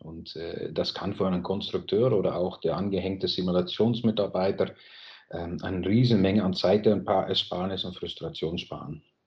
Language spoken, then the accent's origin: German; Netherlands; German is a second language; moved away as an adult; now in Germany; Ich lebe selber als Holländer auch jetzt schon 23 Jahre ungefähr in Deutschland